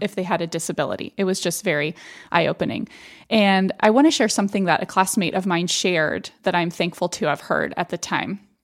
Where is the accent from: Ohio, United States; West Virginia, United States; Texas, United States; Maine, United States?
Texas, United States; Austin; moved away; when I was growing up in South Austin